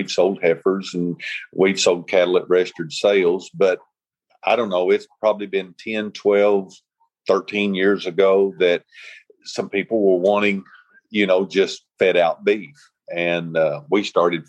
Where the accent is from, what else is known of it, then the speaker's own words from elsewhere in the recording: Lavaca, Arkansas, United States; also born or lived in Jonesboro, Arkansas; I'm originally from Jonesboro, and my parents moved to Lavaca back in 1971.